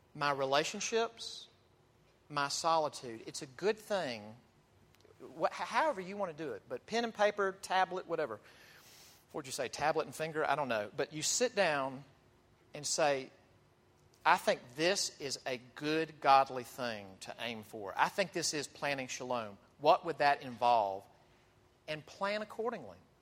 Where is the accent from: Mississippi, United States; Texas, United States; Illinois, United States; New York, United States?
Mississippi, United States; I'm from Mississippi